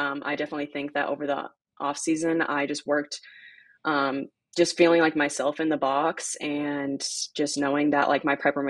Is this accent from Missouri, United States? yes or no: yes; Kansas City, Missouri, United States; moved away as an adult; now in Seattle, United States; We kind of grew up together. We're both from Kansas City, Missouri.